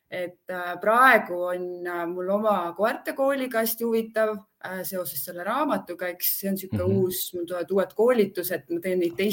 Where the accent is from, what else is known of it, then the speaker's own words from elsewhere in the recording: Estonia; ma olen igal pool Eestimaa peal elanud ja ma olen eestlane ja ma arvan, ma jään ka selleks